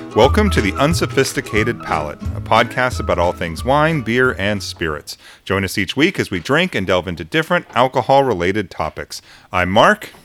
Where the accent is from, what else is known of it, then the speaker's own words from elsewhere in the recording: United States; we're Americans